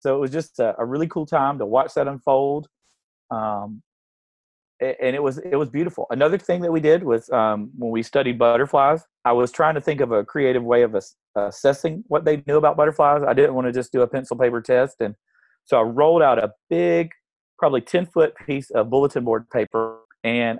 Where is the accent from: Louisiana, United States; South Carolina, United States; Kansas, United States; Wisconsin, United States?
South Carolina, United States; I grew up here in South Carolina